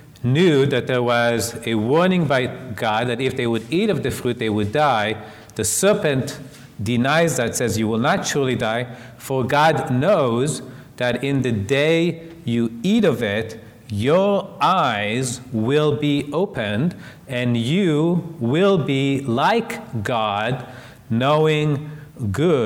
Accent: Israel; moved away; I was raised in Israel as an atheist

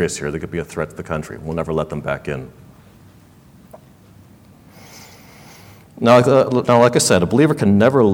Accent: Los Angeles, California, United States; where I grew up in Los Angeles, there were not a whole lot of Chinese speakers in my neighborhood

